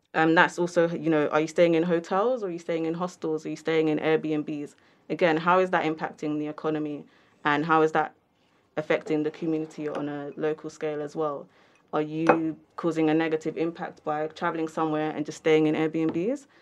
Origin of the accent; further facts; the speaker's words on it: London, United Kingdom; I'm from London